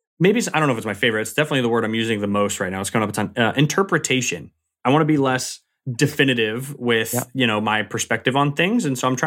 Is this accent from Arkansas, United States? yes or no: no; Massachusetts, United States; It's a suburb of Boston. So I grew up in Massachusetts, born and raised about 30 minutes south of the city.